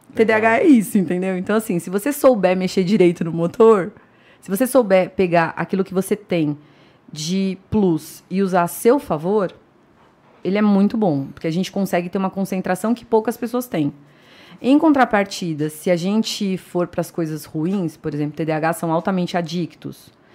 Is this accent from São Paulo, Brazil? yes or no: yes; São Paulo, Brazil; moved away as an adult; now in Indaiatuba, Brazil; Eu sou paulista paulistana, nascida e criada em São Paulo